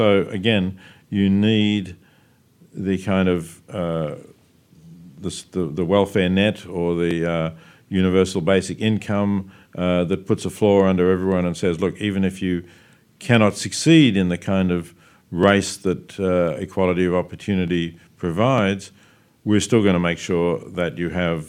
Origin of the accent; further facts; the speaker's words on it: Australia; And because I am Australian, I look at the ABC here.